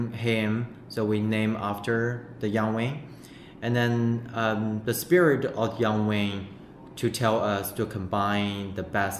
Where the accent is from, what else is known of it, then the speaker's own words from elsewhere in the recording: Northeast China, China; English is a second language; moved away as an adult; also born or lived in Chongqing / Michigan, United States; now in Zhuhai, China; I'm not from Zhuhai. I'm from northeast part of China. My hometown is next to North Korea. It's a cold area.